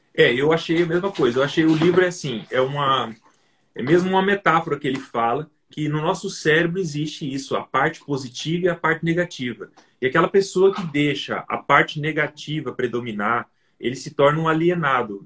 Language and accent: Portuguese; Volta Redonda, Rio de Janeiro, Brazil; moved away; also born or lived in Mato Grosso do Sul; eu nasci no, no Mato Grosso do Sul, sabe? Mas só que quando eu, quando eu tinha dois, três anos Só de idade, meu pai mudou para meu pai mudou para o Rio de Janeiro. Então, eu vivi no Rio de Janeiro durante uns 10, 12 anos da minha vida.